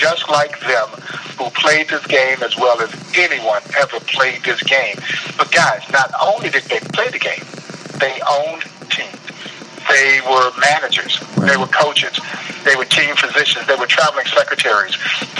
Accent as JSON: {"language": "English", "region": "Georgia", "country": "United States", "tie": "born or raised there", "moved": "yes", "lives_now": "Kansas City, United States", "said": "And I used to think the same thing before I left Georgia to come here because I grew up on Southern-style barbecue, you know, a lot of pulled pork and those kinds of things."}